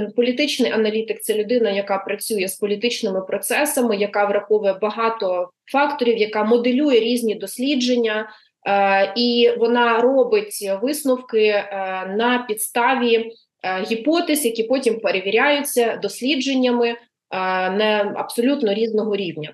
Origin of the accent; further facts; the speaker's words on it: Luhansk Oblast, Ukraine; moved away; я сама з Луганщини, е, я там виросла.